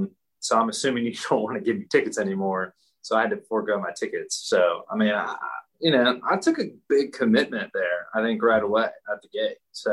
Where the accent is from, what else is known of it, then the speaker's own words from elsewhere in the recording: Greenville, South Carolina, United States; I'm born and raised in Greenville, South Carolina. I live here now. I wouldn't say that I was a Clemson guy. I was born here, but my mom's from England. My dad's from New York.